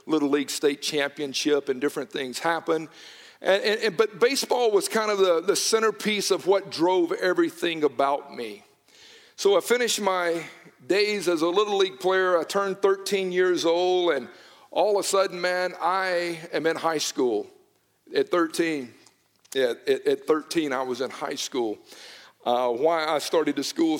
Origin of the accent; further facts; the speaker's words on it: Newnan, Georgia, United States; I was born and raised in Noonan, Georgia